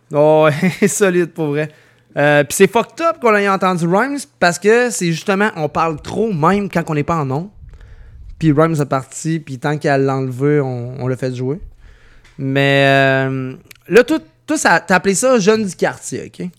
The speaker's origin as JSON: {"language": "French", "town": "Lévis", "region": "Quebec", "country": "Canada", "said": "j'habite pas là, Je viens de Saint-Nic, là."}